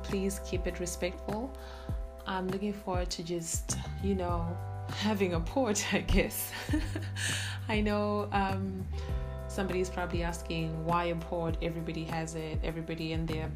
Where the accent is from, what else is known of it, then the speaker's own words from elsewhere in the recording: Zimbabwe; first language Shona; English is a second language; now in Canada; I was born and raised in Zimbabwe, and I'm currently living in Canada